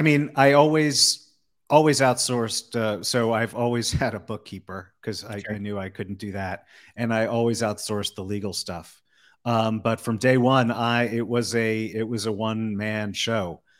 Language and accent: English; East Coast, United States; moved away as an adult; now in Las Vegas, United States; I'm originally from the East Coast, then spent a long time living on the West Coast, and then uh, ended up in Vegas